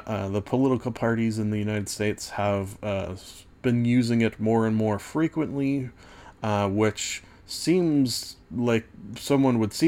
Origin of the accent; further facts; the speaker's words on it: Canada; being Canadian